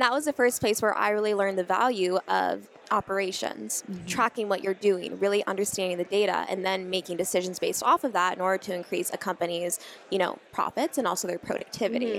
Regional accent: Scottsdale, Arizona, United States; I was born in Scottsdale, Arizona um, in February of 1997

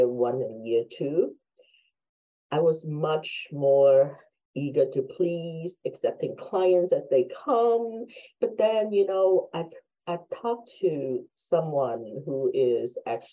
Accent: Hong Kong; now in United States; I'm Chinese from Hong Kong, been in the States forever

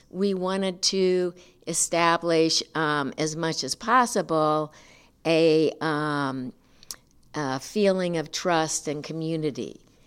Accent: St. Louis, Missouri, United States; moved away as an adult; now in Nacogdoches, United States; Originally from Saint Louis

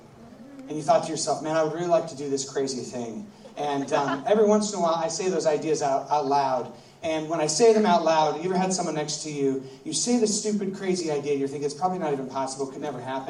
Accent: United States; I'm from America, and where I live is rivers and lakes

